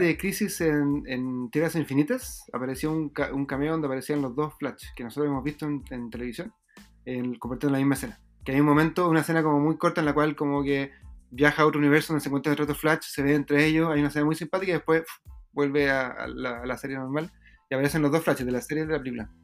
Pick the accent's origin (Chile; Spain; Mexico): Chile; yo soy chileno